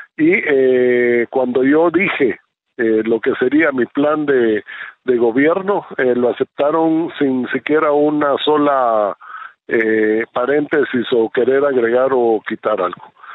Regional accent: Guatemala; moved away as an adult; now in Israel; soy un guatemalteco, nací en Guatemala, eh, país donde viví 40 años

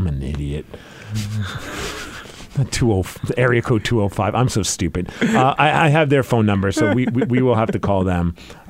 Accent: New York, United States; I grew up in New York

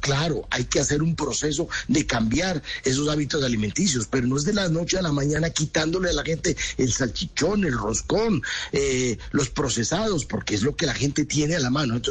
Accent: Nariño, Colombia; en mi tierra, en Nariño

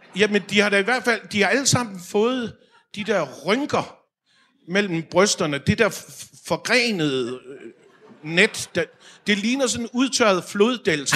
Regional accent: Aarhus, Central Denmark Region, Denmark; moved away; jeg var i Aarhus, Øh, hvor jeg kommer fra

